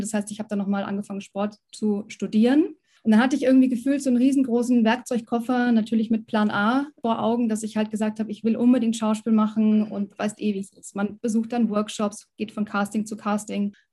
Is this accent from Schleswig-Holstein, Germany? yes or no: no; Munich, Bavaria, Germany; moved away as an adult; also born or lived in Berlin; now in Munich, Germany; ich komme ja ursprünglich ähm, aus München, aus Bayern